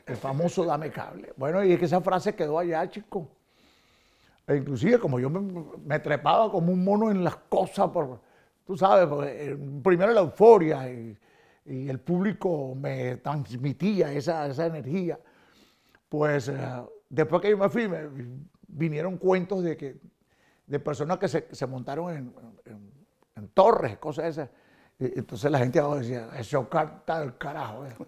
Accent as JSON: {"language": "Spanish", "town": "Caracas", "region": "Capital District", "country": "Venezuela", "tie": "born or raised there", "moved": "yes"}